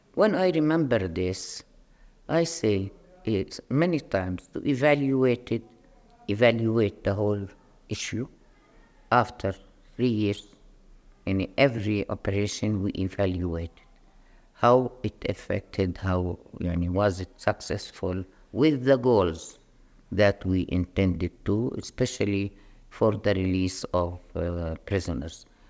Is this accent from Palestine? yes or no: yes; Palestine